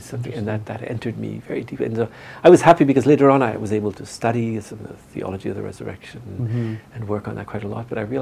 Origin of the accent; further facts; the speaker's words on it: Northern Ontario, Canada; moved away as an adult; I'm from Northern Ontario